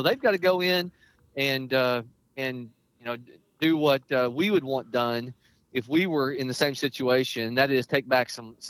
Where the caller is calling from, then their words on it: Missouri, United States; I am calling you from Cole County. I'm headed to the airport.